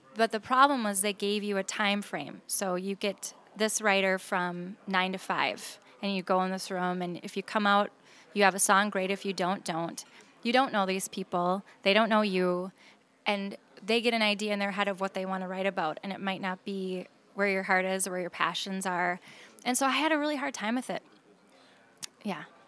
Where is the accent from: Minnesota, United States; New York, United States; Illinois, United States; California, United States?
Minnesota, United States; Saint Paul; I'm from Saint Paul